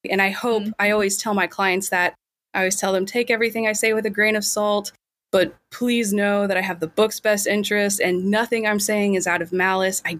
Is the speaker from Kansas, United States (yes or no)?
yes; Kansas, United States; I'm from Kansas.